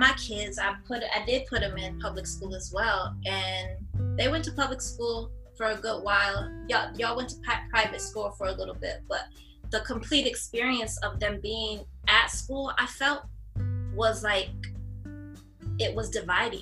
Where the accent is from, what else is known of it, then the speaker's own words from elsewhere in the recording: Flint, Michigan, United States; now in Atlanta, United States; born and raised in Flint, Michigan. Uh, we live in Atlanta now